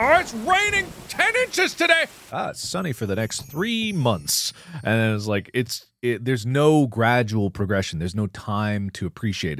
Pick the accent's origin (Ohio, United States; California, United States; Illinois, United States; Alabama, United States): Ohio, United States; Cincinnati; now in Los Angeles, United States; we grew up in Cincinnati